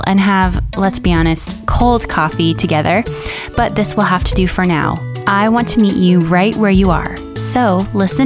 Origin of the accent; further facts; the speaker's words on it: Miami, Florida, United States; moved away as an adult; now in Western North Carolina, United States; I grew up in Miami